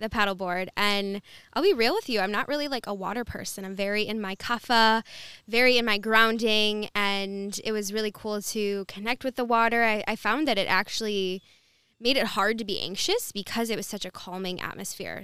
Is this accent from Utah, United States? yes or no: no; Dearborn, Michigan, United States; also born or lived in Wyandotte, Michigan; now in Bloomfield, United States; born and raised in, from Dearborn, and then lived in Wyandotte for a little bit, and now I'm in Bloomfield